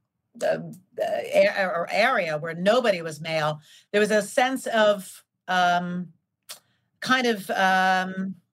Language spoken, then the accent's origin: English; New York, United States; being born and raised in New York